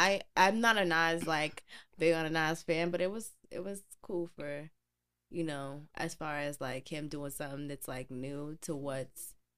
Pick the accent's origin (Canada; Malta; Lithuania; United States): United States; Hackensack, New Jersey; We're from Jersey. Big ups to Jersey. Bergen County.